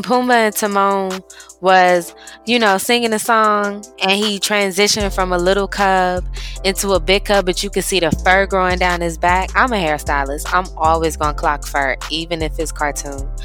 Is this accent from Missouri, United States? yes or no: yes; Missouri, United States; I was born and raised in Missouri.